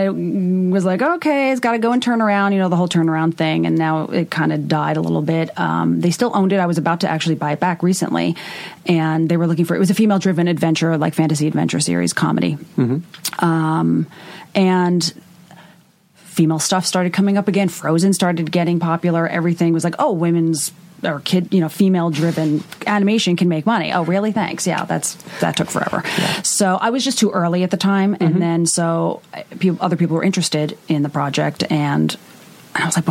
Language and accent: English; Long Island, New York, United States; moved away as an adult; now in Los Angeles, United States; Long Island, where I'm from originally